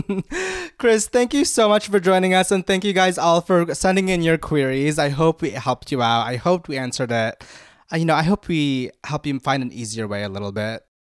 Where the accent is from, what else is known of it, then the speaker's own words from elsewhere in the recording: Philippines; I grew up in the Philippines and my parents put me in, um, public speaking classes since I was four